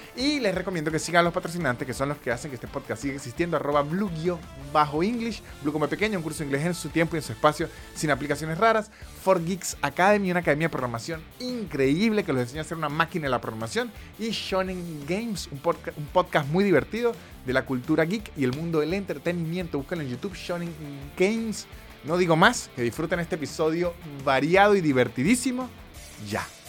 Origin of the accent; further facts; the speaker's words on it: Venezuelan Andes, Venezuela; a la gente de los Andes nos dicen brutos